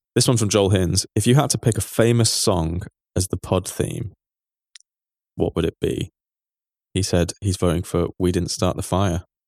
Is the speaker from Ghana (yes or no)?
no; England, United Kingdom; as an Englishman